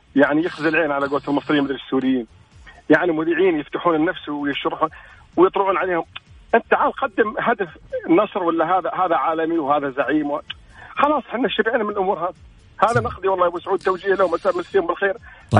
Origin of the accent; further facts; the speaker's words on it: Al-Ahsa, Eastern Province, Saudi Arabia; انا من الشرقيه